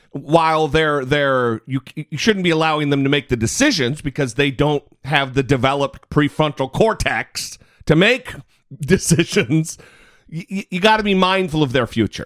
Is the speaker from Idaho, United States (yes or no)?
yes; Idaho, United States; moved away; I'm from Idaho.